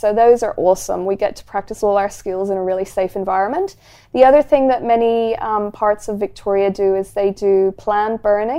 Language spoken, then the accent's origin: English; Ireland; now in Australia; And I come from Ireland. There's nothing scary in Ireland.